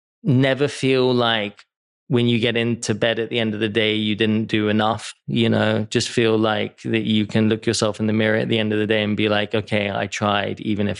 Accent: England, United Kingdom; moved away as an adult; also born or lived in New York; now in Los Angeles, United States; Because I grew up in England and it was rainy and miserable.

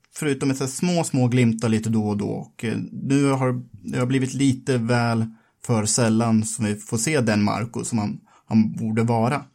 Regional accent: Sweden; vi som svenskar

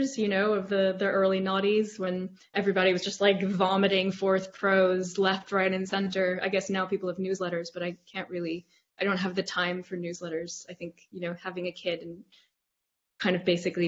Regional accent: United States; I'm American

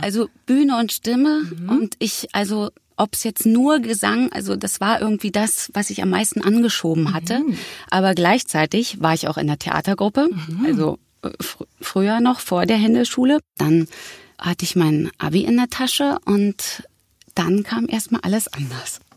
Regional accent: Berlin, Germany; geboren in Berlin-Mitte. Das war mein Kiez

